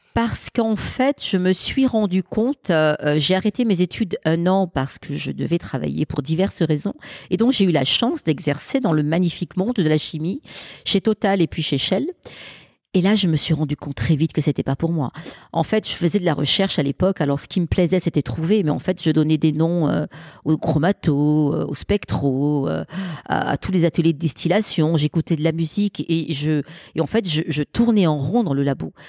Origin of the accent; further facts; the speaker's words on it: Marseille, Provence-Alpes-Côte d'Azur, France; quand on grandit dans une cité des quartiers nord de Marseille